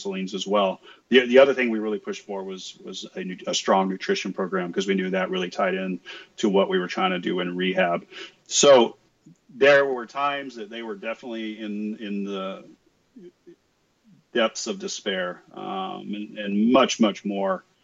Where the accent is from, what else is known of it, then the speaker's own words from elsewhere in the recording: West Texas, United States; I grew up in West Texas, son of a mechanic